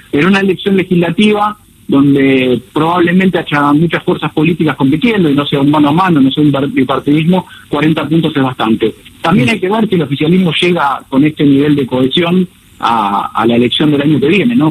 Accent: Argentina; moved away as an adult; now in Miami, United States; mi consultora está acá en Miami, soy argentino, pero hace 5 mm. o 6 años que, vivo acá

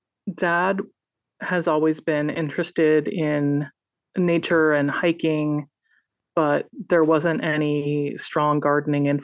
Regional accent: Los Altos, California, United States; also born or lived in Stanford / San Francisco; I was born at Stanford on the San Francisco Peninsula and grew up mostly in Los Altos and then in San Francisco

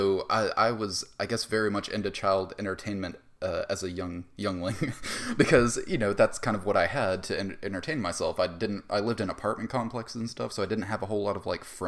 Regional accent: Mobile, Alabama, United States; I was born in Mobile, Alabama.

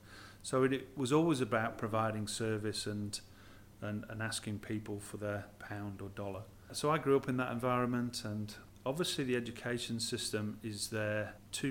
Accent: Blackpool, North West England, United Kingdom; born or raised there; now in Australia

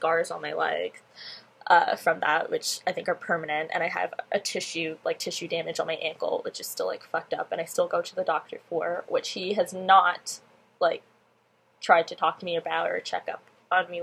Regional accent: Pickering, Ontario, Canada; I'm from Pickering

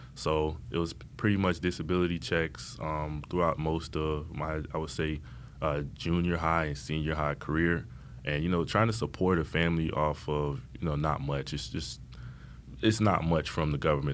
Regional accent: Miami, Florida, United States; growing up in Miami, I lived in the Opelika Liberty City, Miami Gardens

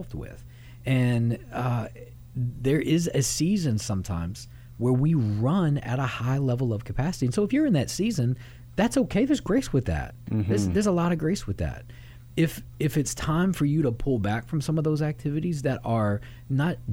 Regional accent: Louisville, Kentucky, United States; also born or lived in Miami, Florida; I grew up here off the backside of Churchill Downs in Louisville, Kentucky

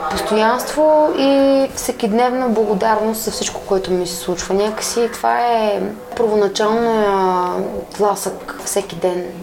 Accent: Kermen, Sliven Province, Bulgaria; енергийно просто аз съм свързана с това място от Кърмена съм не защото това е България, съм някакъв патриот

